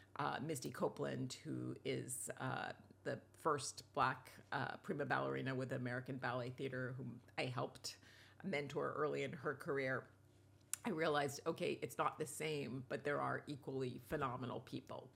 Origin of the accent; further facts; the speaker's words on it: Rome, Lazio, Italy; I was born in Rome.